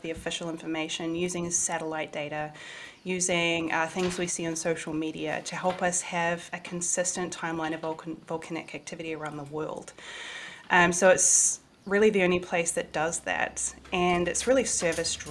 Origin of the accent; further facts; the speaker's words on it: New Zealand; moved away as an adult; also born or lived in Washington, D.C., United States; Back in my hometown, I moved home last year to be with family